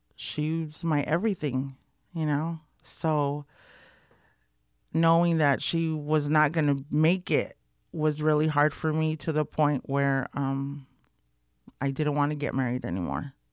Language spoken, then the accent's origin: English; Los Angeles, California, United States; Boyle Heights, born and raised in East L